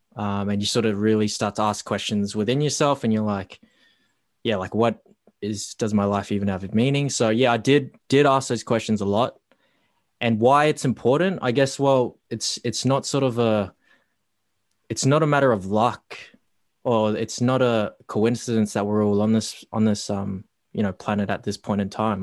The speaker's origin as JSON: {"language": "English", "town": "Darwin", "region": "Northern Territory", "country": "Australia", "tie": "born or raised there", "moved": "as an adult", "lives_now": "Melbourne, Australia", "said": "the childhood days growing up in Darwin"}